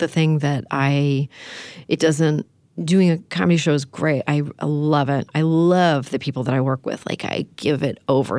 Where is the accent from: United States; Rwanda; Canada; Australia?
Canada; I'm from Canada.